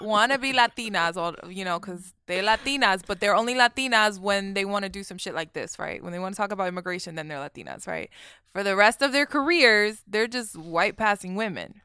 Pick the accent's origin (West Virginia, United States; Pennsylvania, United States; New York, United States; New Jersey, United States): New York, United States; I grew up in New York